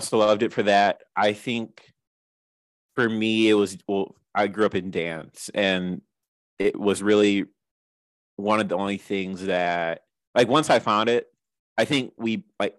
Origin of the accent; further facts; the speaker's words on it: Michigan, United States; we both grew up in the state of Michigan